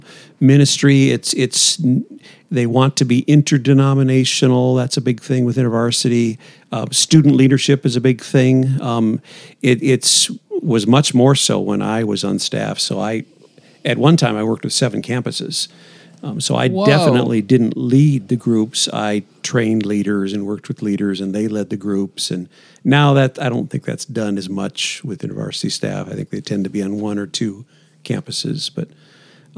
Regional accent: Iowa, United States; moved away as an adult; We moved here from Iowa in summer 2010. Lived in Iowa pretty much the whole time before that.

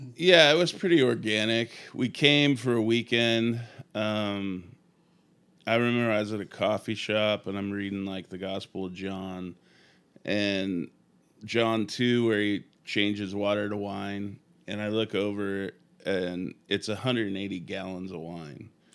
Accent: Sacramento, California, United States; moved away as an adult; now in Portland, United States; I grew up in the Bay Area in Sacramento

